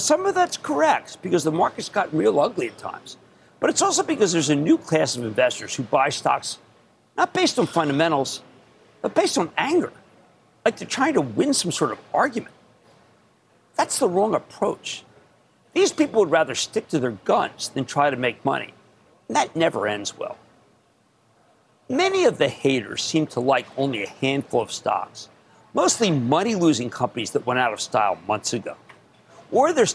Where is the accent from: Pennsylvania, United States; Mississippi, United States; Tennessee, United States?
Pennsylvania, United States; Philadelphia; also born or lived in New Jersey; I'm Philadelphian